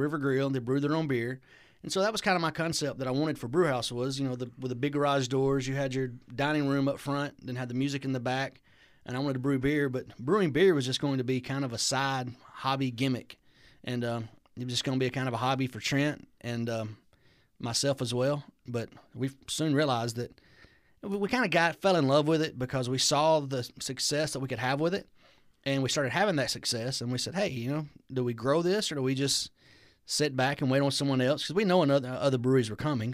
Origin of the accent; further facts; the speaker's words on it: Alabama, United States; also born or lived in Rome, Georgia; now in Georgia, United States; kinda my hometown area where I'm from